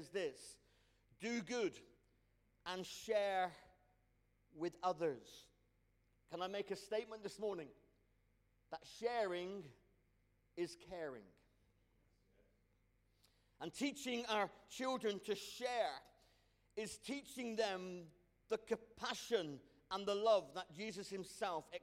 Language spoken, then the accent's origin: English; Cornwall, South West England, United Kingdom; I'm Cornish. I'm West Country born and bred.